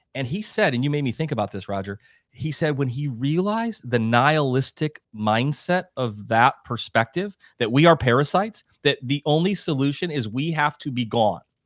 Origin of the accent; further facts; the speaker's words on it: South Dakota, United States; I'm a Midwestern guy. You said I'm from South Dakota